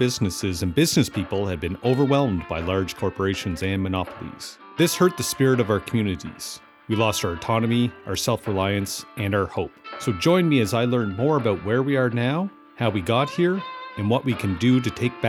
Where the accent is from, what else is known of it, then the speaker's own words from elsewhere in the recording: Amherst, Nova Scotia, Canada; moved away; When I moved back to Amherst, Nova Scotia after 15 years away